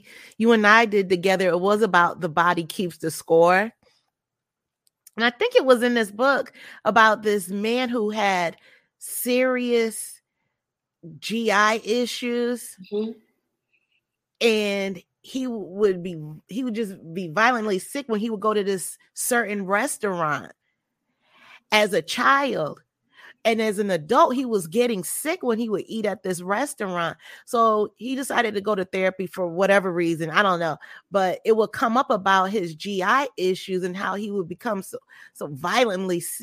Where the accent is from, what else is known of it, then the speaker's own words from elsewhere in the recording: Massachusetts, United States; I'm from Massachusetts.